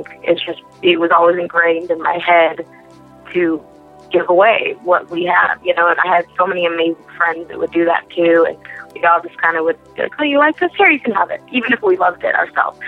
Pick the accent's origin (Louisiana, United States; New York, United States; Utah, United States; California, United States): California, United States; Beverly Hills; I grew up in Beverly Hills. I went to Beverly Hills High School